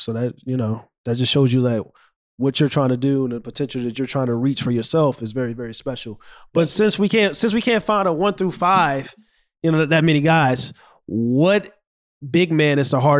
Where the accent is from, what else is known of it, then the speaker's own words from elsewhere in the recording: St. Louis, Missouri, United States; I'm from St. Louis